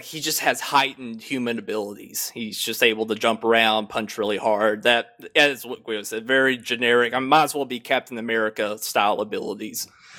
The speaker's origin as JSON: {"language": "English", "region": "Tennessee", "country": "United States", "said": "I'm from good old Tennessee, the southeastern portion. You know, we love our gun rights. We love our women."}